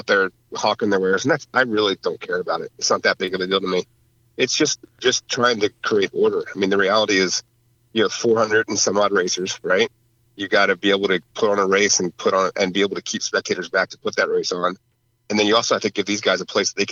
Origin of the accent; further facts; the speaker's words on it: New Jersey, United States; moved away; I grew up in Jersey